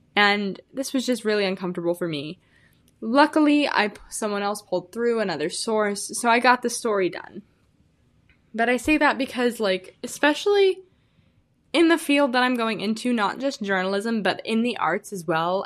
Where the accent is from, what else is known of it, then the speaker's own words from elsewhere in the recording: Illinois, United States; moved away as an adult; now in Arizona, United States; I'm originally from Illinois. I said I was from the Midwest last time. I am from Illinois